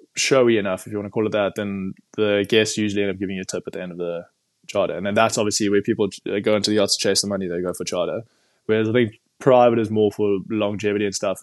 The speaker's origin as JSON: {"language": "English", "town": "Cape Town", "region": "Western Cape", "country": "South Africa", "said": "I'm from Cape Town originally"}